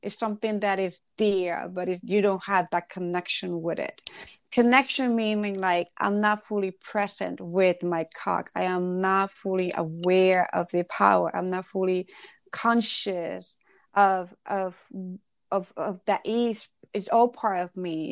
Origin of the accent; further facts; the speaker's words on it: Ecuador; I grew up in Ecuador